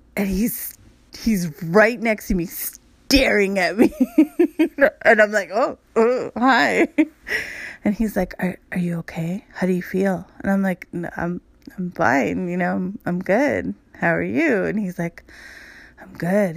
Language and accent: English; Los Angeles, California, United States; I grew up in Hollywood